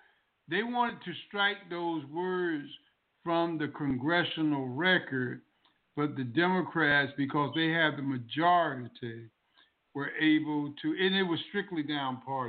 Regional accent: Southern United States, United States; born there; I've seen this movie when I was born in the South, in the segregated South.

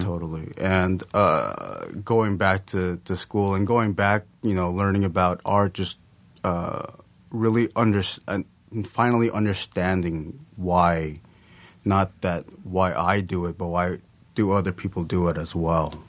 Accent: Lakewood, California, United States; also born or lived in Long Beach, California; I was born in Long Beach, uh, and then we moved to Lakewood, I think, when I was around three or four, something like that, and I've lived there up to now.

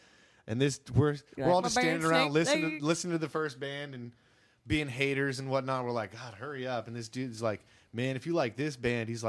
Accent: St. Petersburg, Florida, United States; We're from St. Pete.

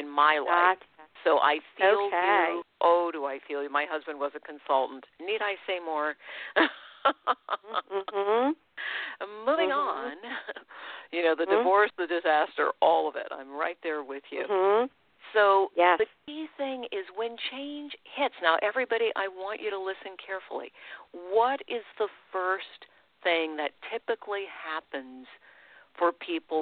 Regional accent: United States; I'm an American. And I've always been a proud American

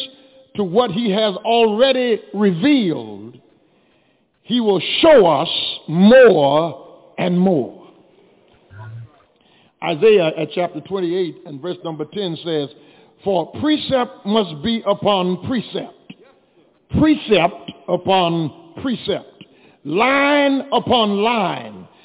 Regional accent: Louisiana, United States; growing up in Louisiana

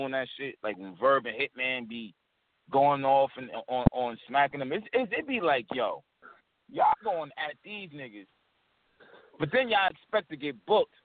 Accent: New York, United States; moved away as an adult; now in Memphis, United States; I'm from New York

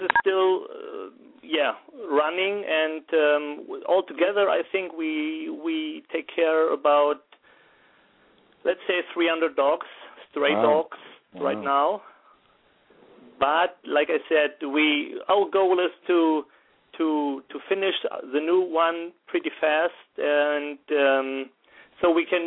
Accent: Germany; also born or lived in Wuppertal; I'm from Germany, 38 years old, and I'm a professional firefighter in the city of Wuppertal, where I'm living

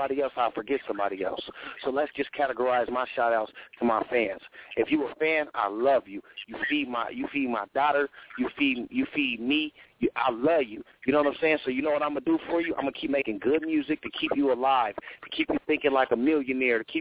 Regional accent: Sacramento, California, United States; I'm from Sacramento

